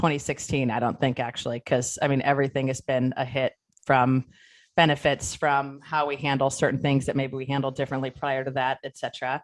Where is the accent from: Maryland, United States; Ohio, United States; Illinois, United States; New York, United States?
Ohio, United States; I was going to say, I'm from Ohio, but we spent our summers in Pennsylvania.